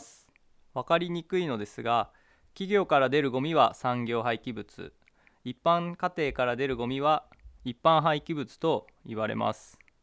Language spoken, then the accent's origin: Japanese; Kisakata, Akita, Japan; 私は久方町上郷の出身で今収録は上郷小学校で行われているんですけど、まあ、今こうしてあの母校に入ることができて